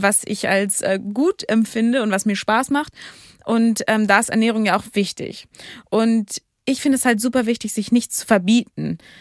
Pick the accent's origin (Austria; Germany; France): Germany; Hamburg; als Hamburgerin